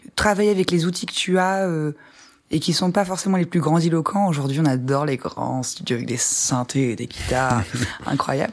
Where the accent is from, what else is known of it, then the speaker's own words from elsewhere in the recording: Ardennes, Grand Est, France; je viens des Ardennes, qui est une, petite bourgade dans le nord de la France